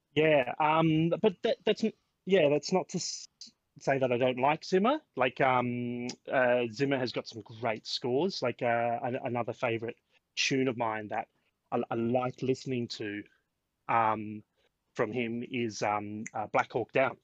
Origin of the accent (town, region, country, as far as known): Australia; born or raised there